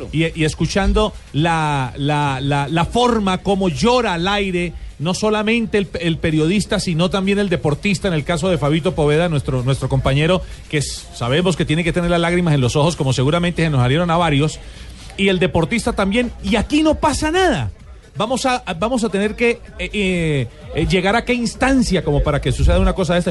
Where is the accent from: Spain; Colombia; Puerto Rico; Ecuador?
Colombia; Yo soy colombiano